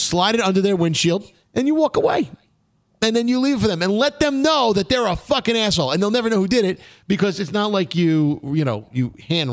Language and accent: English; New York City, New York, United States; growing up in Brooklyn when we were 15 years old